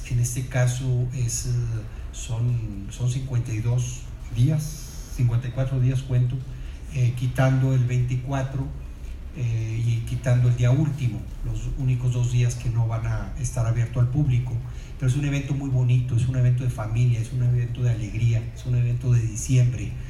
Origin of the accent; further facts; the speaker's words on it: Monterrey, Nuevo León, Mexico; sí somos regiomontanos, pero aparte cuidamos el dinero de todos